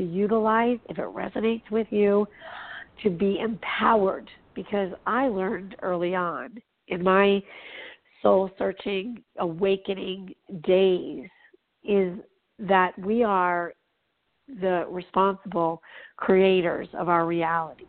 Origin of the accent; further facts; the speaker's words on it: Los Angeles, California, United States; I'm from Hollywood